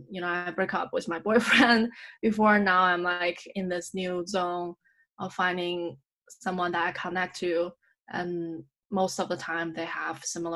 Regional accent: United States; oh, I'm so American about this. But yeah. I think I have created myself this bubble or I have been living in this bubble where being American is okay.

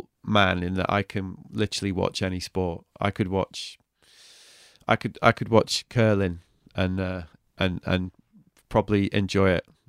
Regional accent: England, United Kingdom; I'm English

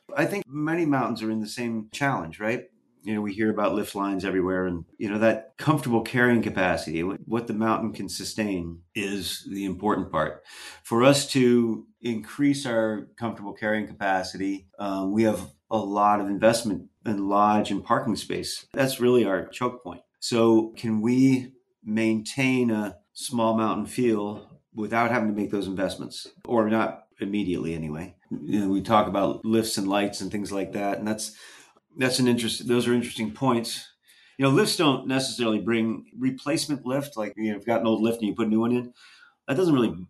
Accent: Stratton, Vermont, United States; This was at a place called Woody's Cracker Barrel in southern Vermont, down by Stratton, which is where I grew up down in the Stratton

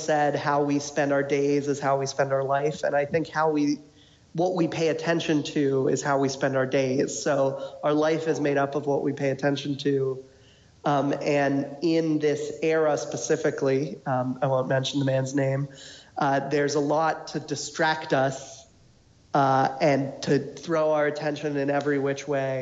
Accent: Falls Church, Virginia, United States; I'm from Northern Virginia as well, inside the Beltway in Falls Church

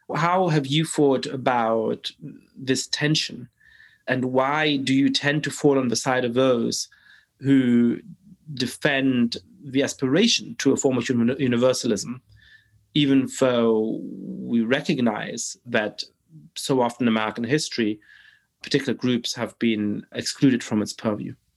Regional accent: Germany; I grew up in Germany

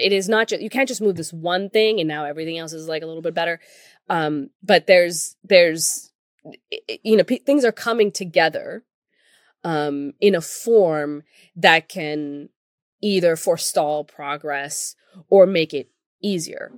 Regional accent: Pakistan; moved away; I come from Pakistan.

